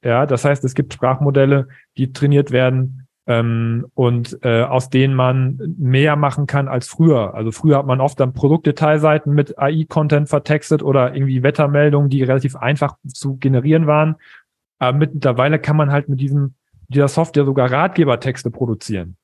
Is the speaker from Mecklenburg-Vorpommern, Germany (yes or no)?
no; East Frisia, Lower Saxony, Germany; ich bin Ostfriese